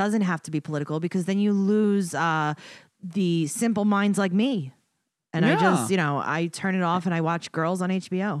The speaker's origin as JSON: {"language": "English", "town": "Queens", "region": "New York", "country": "United States", "said": "I could say that I'm from Queens, you know."}